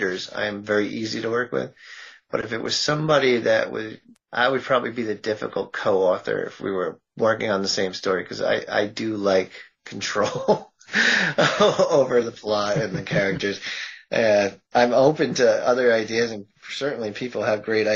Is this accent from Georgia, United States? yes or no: no; Massachusetts, United States; I'm from Massachusetts